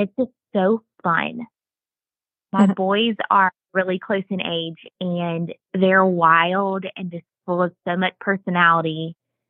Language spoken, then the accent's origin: English; Augusta, Georgia, United States; also born or lived in Bible Belt; now in Watkinsville, United States; I am from Augusta and went to school with Chelsea since the second grade.